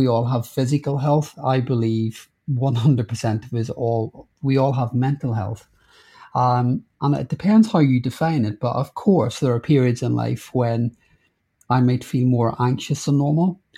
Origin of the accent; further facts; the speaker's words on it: Northern Ireland, United Kingdom; now in London, United Kingdom; I grew up in Northern Ireland during the Troubles, when there was a lot of riots and bombs.